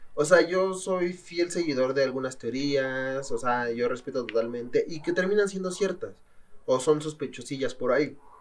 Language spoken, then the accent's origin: Spanish; State of Mexico, Mexico; soy del Estado de México